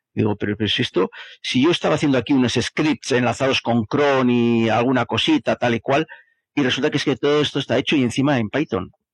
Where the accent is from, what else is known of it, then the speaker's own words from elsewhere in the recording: Bilbao, Basque Country, Spain; De Bilbao.